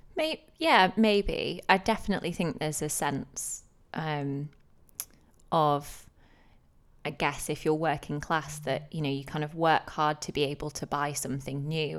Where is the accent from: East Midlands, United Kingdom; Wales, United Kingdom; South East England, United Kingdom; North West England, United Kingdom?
North West England, United Kingdom; Manchester; accent: northern; moved away as an adult; now in London, United Kingdom; we're from Manchester